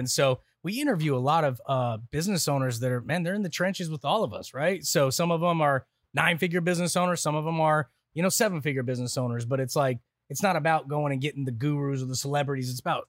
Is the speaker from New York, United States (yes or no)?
no; Santa Clara, Utah, United States; Snow Canyon High School in Santa Clara, Utah.